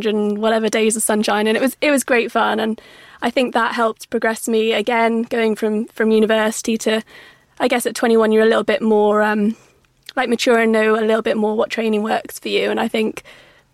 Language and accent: English; Cumbria, North West England, United Kingdom; moved away as an adult; also born or lived in Cardiff; I grew up in Cumbria, so I represented Cumbria at all the English schools events